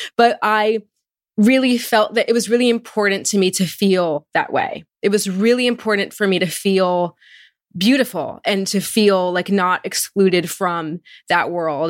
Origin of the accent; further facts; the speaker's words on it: Marlboro, New Jersey, United States; I grew up in Marlboro, New Jersey. It's a suburban town in central Jersey